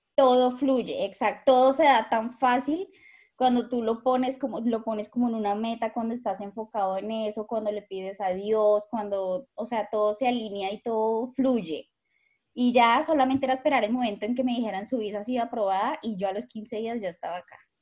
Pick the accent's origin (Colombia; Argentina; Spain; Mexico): Colombia; Bogotá; moved away as an adult; now in Melbourne, Australia; Yo soy de Bogotá. Rola, rola, rola.